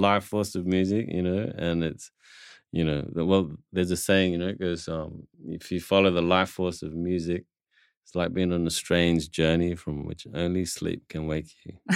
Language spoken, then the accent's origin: English; Papua New Guinea; I come from Papua New Guinea